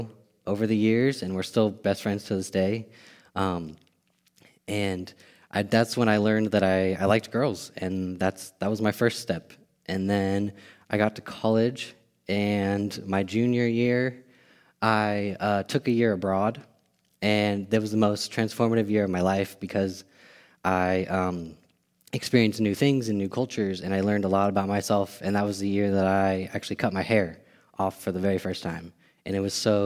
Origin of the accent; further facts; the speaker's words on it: Bay Area, California, United States; I grew up in the Bay Area, California.